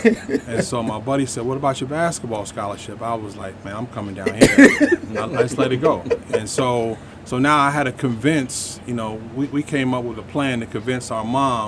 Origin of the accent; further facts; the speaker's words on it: New York City, New York, United States; moved away as an adult; also born or lived in Long Island / New Jersey; I was born in New York City. I moved around a lot. I was born in New York. I grew up in the Bronx, Long Island, and Jersey. And after high school, I came down here to go to Morehouse College.